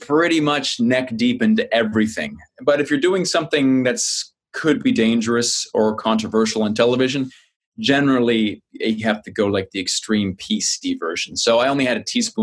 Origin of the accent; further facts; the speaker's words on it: New Maryland, New Brunswick, Canada; moved away; I grew up on the East Coast of Canada, small town, New Maryland, outside of Fredericton, New Brunswick, Canada, far on the East Coast